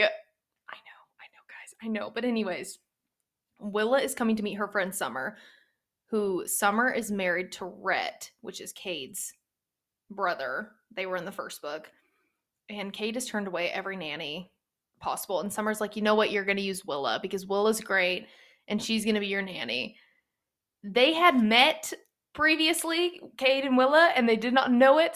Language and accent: English; East Texas, United States; I am from the South. I'm from East Texas. I grew up in a very, mm, not strict Baptist church